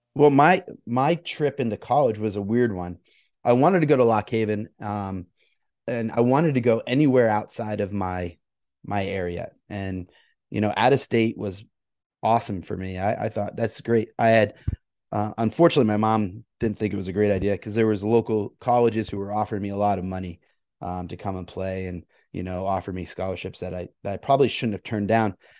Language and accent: English; Sussex, New Jersey, United States; I grew up in Sussex, New Jersey